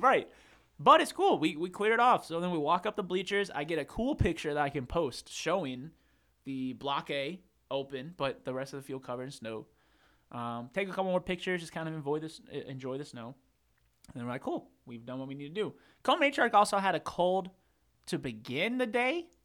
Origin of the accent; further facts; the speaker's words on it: Charlotte, North Carolina, United States; moved away as an adult; now in Boone, United States; we're from Charlotte.